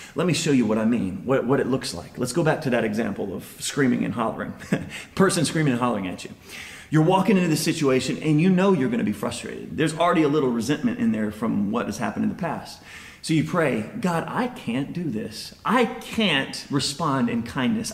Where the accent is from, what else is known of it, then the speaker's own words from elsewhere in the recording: United States; first language English; we're American